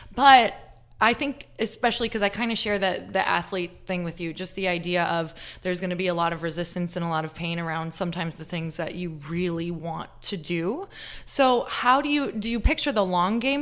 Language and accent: English; Midwest, United States; we're from the Midwest